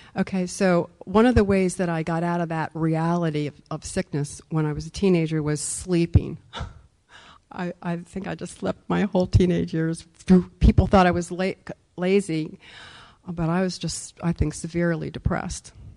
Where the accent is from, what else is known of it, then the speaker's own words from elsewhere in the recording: Wilmington, Delaware, United States; I grew up in Wilmington, Delaware